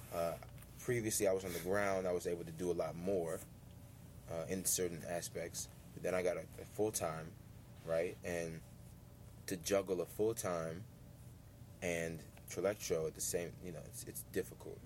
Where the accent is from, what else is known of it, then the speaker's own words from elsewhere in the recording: Washington, District of Columbia, United States; in the city that, that kind of raised me, and the place that I, I call home